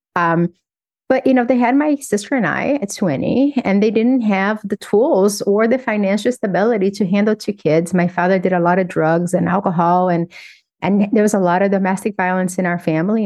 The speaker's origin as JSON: {"language": "English", "town": "Governador Valadares", "region": "Minas Gerais", "country": "Brazil", "tie": "born or raised there", "also_born_or_lived": "Belo Horizonte", "moved": "as an adult", "said": "When I was 15, I moved from Governador Valadares to Belo Horizonte."}